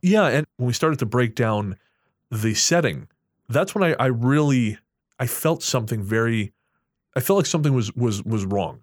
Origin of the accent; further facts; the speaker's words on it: Revelstoke, British Columbia, Canada; my hometown of Revelstoke